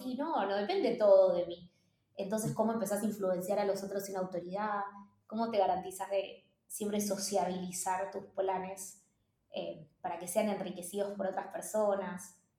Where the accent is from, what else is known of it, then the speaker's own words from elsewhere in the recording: Argentina; moved away as an adult; also born or lived in Mexico / New York, United States; lo que somos los argentinos y las argentinas